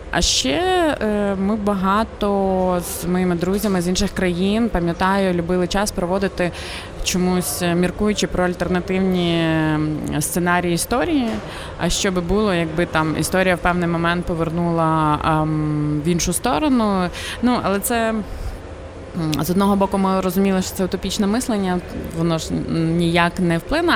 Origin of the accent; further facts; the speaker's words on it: Ukraine; moved away as an adult; also born or lived in Montreal, Canada; коли я росла в Україні